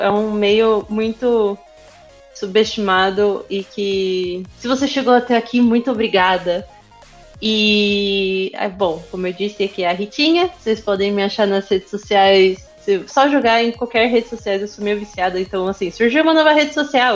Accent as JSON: {"language": "Portuguese", "town": "Osasco", "region": "São Paulo", "country": "Brazil", "tie": "born or raised there", "said": "eu, eu cresci em Osasco"}